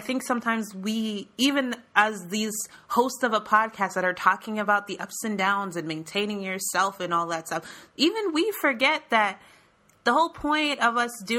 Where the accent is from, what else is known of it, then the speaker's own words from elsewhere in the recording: Florida, United States; I'm from Florida